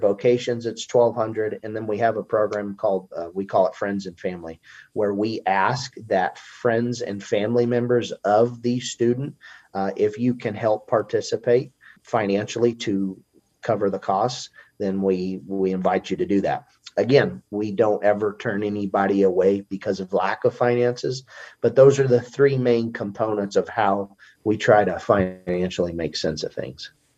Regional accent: Montrose, Colorado, United States; also born or lived in Oklahoma; I grew up in Colorado.

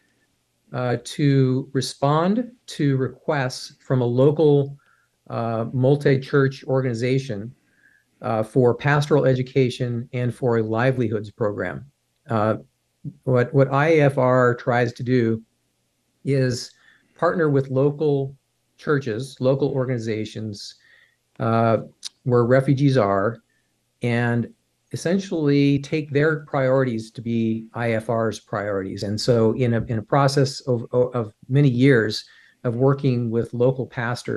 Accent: United States; as an American

